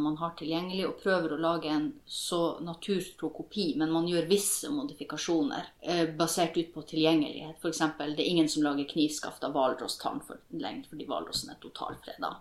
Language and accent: Norwegian; Norwegian / Kven, Northern Norway, Norway; jeg er jo like mye nordmann som jeg er kven. Mamma er jo norsk, og pappa er kven.